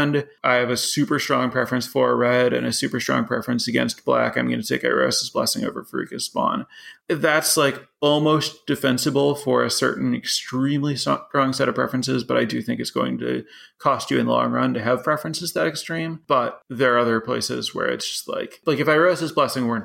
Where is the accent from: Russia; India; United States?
United States; Chicago, Illinois; moved away as an adult; now in Madison, United States; I grew up in the Chicago area, so about 2 hours from here